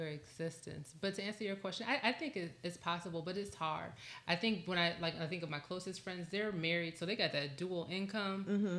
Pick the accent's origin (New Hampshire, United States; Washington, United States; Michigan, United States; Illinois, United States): Michigan, United States; Southfield; I'm from Southfield.